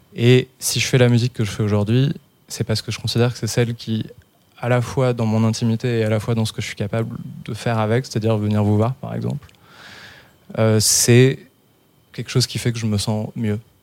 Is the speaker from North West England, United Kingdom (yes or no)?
no; London, United Kingdom; moved away; j'ai grandi en Angleterre, en fait. Où ça, en Angleterre À Londres